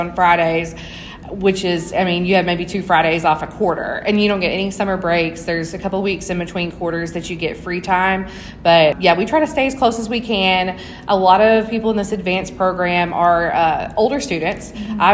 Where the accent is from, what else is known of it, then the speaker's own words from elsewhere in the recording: Louisville, Kentucky, United States; I'm from Louisville, Kentucky, and I go to Sullivan College of Pharmacy and Health Sciences